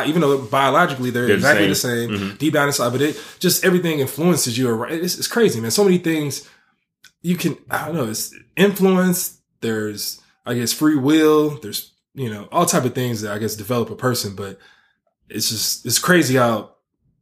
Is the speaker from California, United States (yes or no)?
yes; Bay Area, California, United States; moved away as an adult; I grew up in the Bay Area, and I go back home